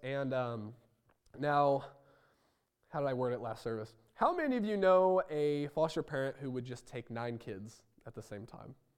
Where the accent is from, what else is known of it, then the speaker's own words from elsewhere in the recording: Roseville, Illinois, United States; moved away; I was born in Roseville, Illinois